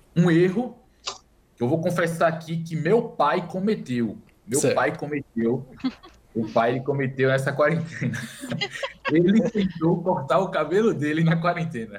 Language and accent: Portuguese; Recife, Pernambuco, Brazil; moved away as an adult; also born or lived in Campina Grande, Paraíba; now in São Paulo, Brazil; eu nasci em Campina Grande, só que eu só nasci em Campina Grande. Eu cresci em Recife